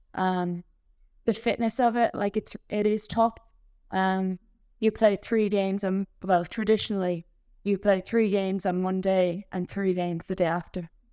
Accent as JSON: {"language": "English", "area": "Tipperary", "region": "Munster", "country": "Ireland", "said": "I'm from Tipperary"}